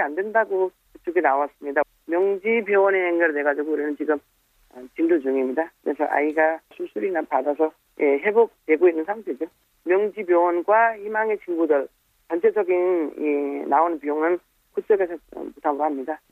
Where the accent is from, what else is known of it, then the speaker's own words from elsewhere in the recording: Nepal; Korean is a second language; also born or lived in South Korea; 네팔에서 여기 와서 좀 일하고 그때 겪어본 여러 가지 일도 어떻게 다시 귀국한 후에 네팔에서